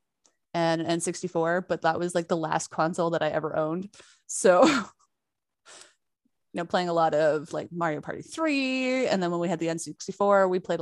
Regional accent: Canada

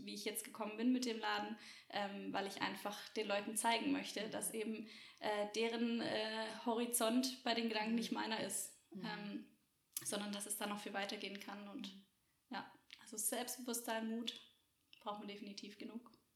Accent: Roßwälden, Baden-Württemberg, Germany; ich komme aus Roswelden, so die mhm. Ortsansässigen kennen dieses kleine Kaff.

